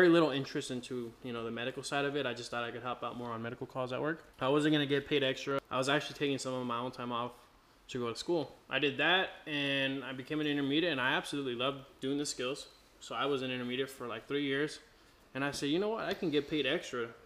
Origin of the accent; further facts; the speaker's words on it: Australia; moved away; I'm Aussie